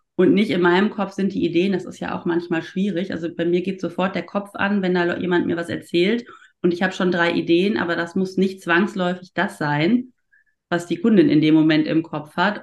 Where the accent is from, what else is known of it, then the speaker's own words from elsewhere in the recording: Ruhr area, North Rhine-Westphalia, Germany; now in Cologne, Germany; Ich bin ja keine richtige Kölnerin. Ich komme ja eigentlich aus dem Ruhrpott gebürtig